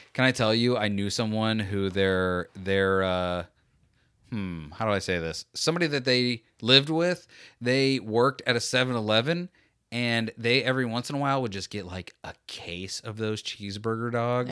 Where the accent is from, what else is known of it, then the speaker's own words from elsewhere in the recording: Florida, United States; I'm from Florida